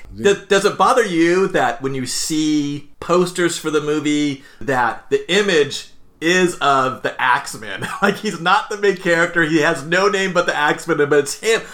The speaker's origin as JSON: {"language": "English", "town": "Anaheim", "region": "California", "country": "United States", "tie": "born or raised there", "said": "I grew up in Anaheim"}